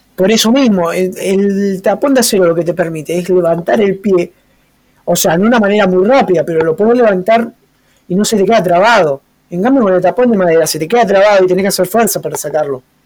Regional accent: Argentina; Para nosotros que somos criollos argentinos

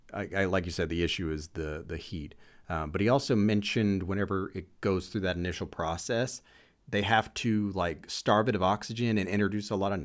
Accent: United States

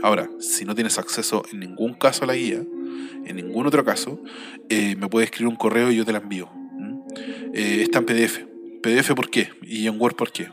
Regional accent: Chile; todo lo que hemos vivido en estos últimos 30 años como chilenos

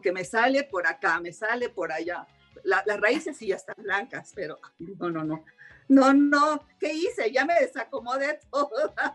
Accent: Mexico; soy mexicana

